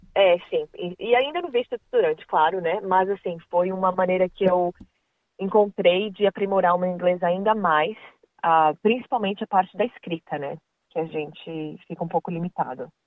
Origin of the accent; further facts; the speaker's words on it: Brazil; moved away as an adult; now in Australia; a gente que é do Brasil